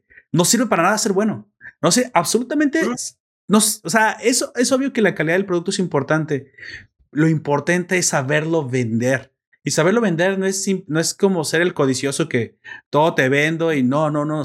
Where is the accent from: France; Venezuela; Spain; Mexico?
Mexico; como mexicanos